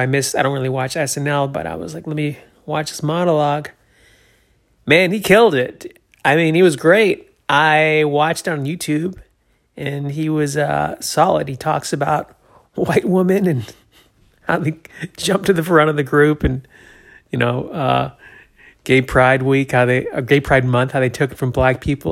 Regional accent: New Hampshire, United States; I'm from New Hampshire

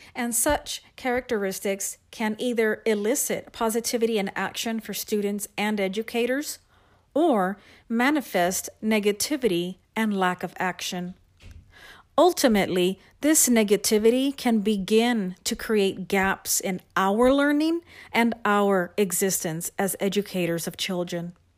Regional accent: San Antonio, Texas, United States; I am from San Antonio, Texas, and I am a writing instructional specialist for one

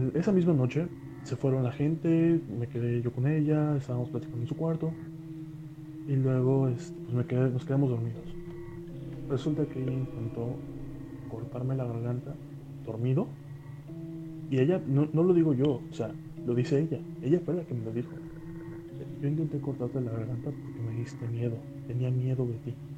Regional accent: Coatzacoalcos, Veracruz, Mexico; tuve que regresarme a, mi ciudad natal, aquí en Coatzacoalcos, Veracruz

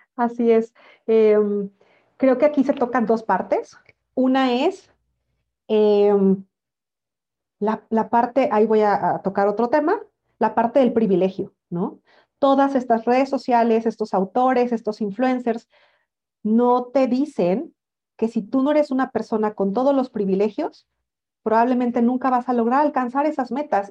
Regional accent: Mexico; yo soy mexicana

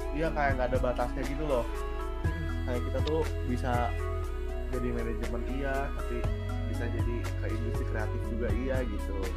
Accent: Bandung, West Java, Indonesia; moved away as an adult; now in Semarang, Indonesia; aku tuh nggak tahu kalau di sini tuh kayak bahasa Jawa tuh sehari-hari gitu loh karena kalau di di daerahku itu di Bandung

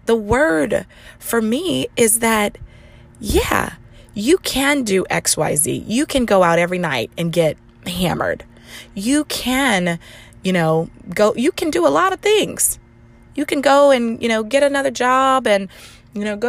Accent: the Bible Belt, United States; I'm from the Bible Belt

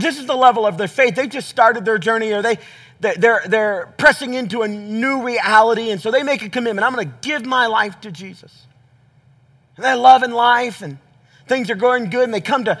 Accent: the South, United States; I grew up in the South

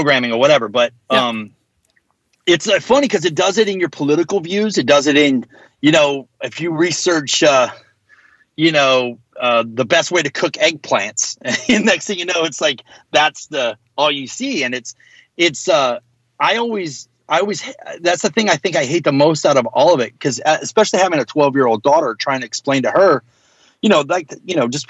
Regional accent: the South, United States; being a hardcore kid growing up in the South

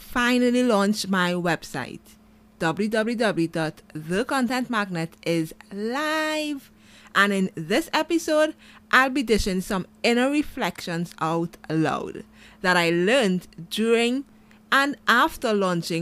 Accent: Trinidad & Tobago; I'm from Trinidad and Tobago

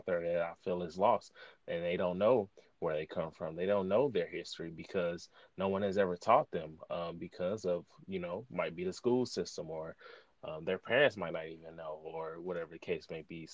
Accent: East St. Louis, Illinois, United States; I'm from East St. Louis, predominantly Black.

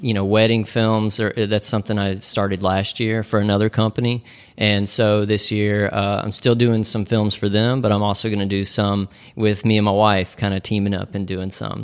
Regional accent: Nashville, Tennessee, United States; moved away as an adult; now in Chattanooga, United States; we are all originally from Nashville, and, uh, we made the move to Chattanooga, about three and a half years ago.

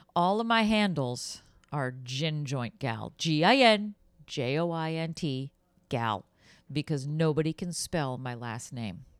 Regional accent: Boston, Massachusetts, United States; moved away as an adult; I grew up in Boston

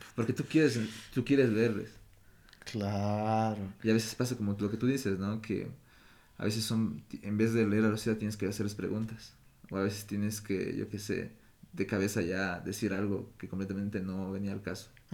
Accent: Ecuador; moved away as an adult; also born or lived in Europe; como ecuatoriano siempre sentí que había una división

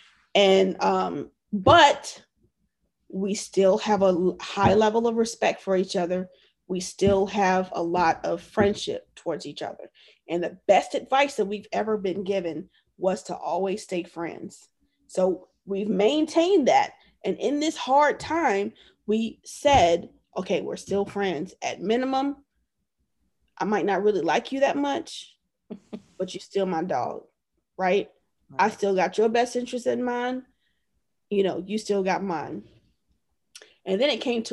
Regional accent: Virginia, United States; moved away as an adult; also born or lived in Okinawa, Japan / San Diego; I'm from Virginia.

